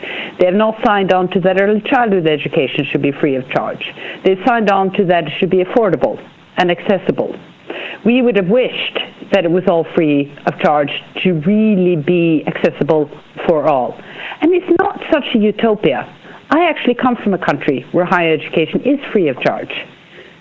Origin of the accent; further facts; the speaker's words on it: Norway; I'm from Norway